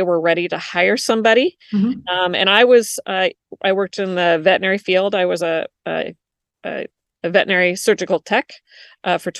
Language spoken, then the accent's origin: English; Washington, United States; moved away as an adult; also born or lived in Florida; I moved from Washington to Florida when I got married